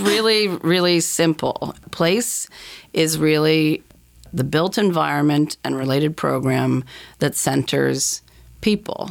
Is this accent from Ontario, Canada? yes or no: no; Dartmouth, Nova Scotia, Canada; also born or lived in Halifax; I grew up in Dartmouth